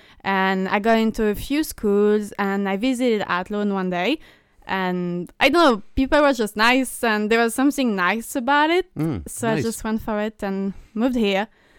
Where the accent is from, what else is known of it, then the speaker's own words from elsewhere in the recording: Réunion, France; born there; moved away; also born or lived in Tahiti; I was born in La Réunion, which is a little island off the coast of Africa. Mm. And we spent a few years there, and then we moved back to France only to move away to Tahiti, which is in the Pacific Ocean.